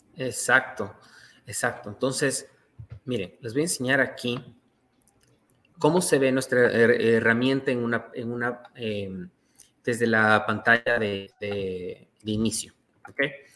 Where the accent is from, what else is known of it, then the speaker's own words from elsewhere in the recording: Ecuador; now in Toronto, Canada; Yo soy ecuatoriano